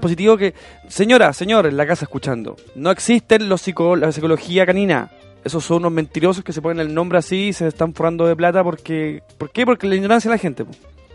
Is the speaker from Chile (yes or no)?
yes; Chile